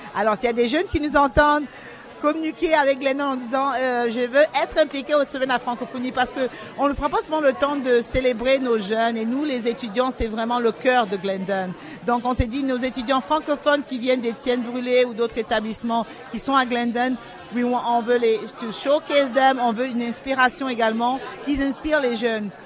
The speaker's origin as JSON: {"language": "French", "country": "Cameroon", "moved": "yes", "lives_now": "Canada", "said": "je suis originaire du Cameroun, mais ça fait 30 ans que je suis au Canada"}